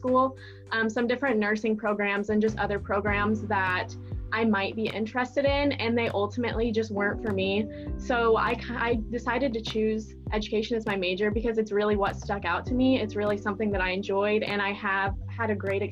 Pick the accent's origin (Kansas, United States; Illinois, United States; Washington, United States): Kansas, United States; Silver Lake; And I am from Silver Lake, Kansas. So I went to high school in Silver Lake